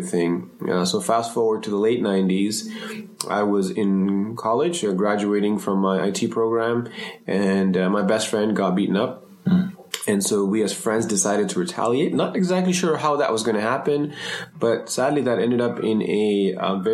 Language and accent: English; Toronto, Ontario, Canada; also born or lived in Sri Lanka / Germany / France / Montreal; growing up in Toronto, particularly Scarborough